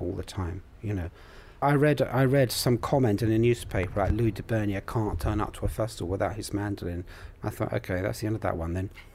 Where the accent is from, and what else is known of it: United Kingdom; also born or lived in Colombia / Manchester